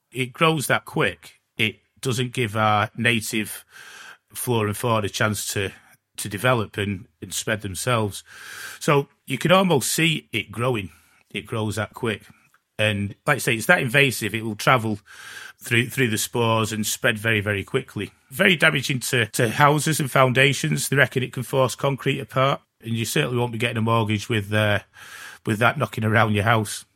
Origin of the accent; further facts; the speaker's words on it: Glossop, East Midlands, United Kingdom; I'm from Glossop